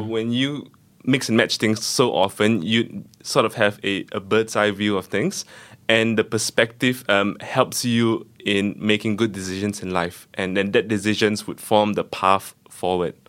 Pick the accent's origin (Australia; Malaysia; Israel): Malaysia; Kuala Lumpur; I grew up in Malaysia, specifically in Kuala Lumpur